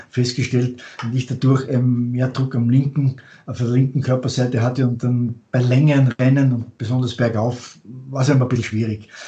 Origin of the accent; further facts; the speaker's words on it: Austria; Als Österreicher, österreichisches Rad, mein erstes Rad